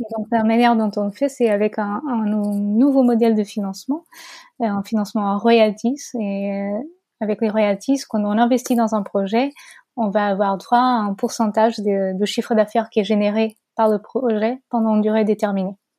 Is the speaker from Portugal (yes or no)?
yes; Portugal; French is a second language; moved away as an adult; now in France; je suis portugaise. Euh, j'ai vécu au Portugal jusqu'à la fin de mes études supérieures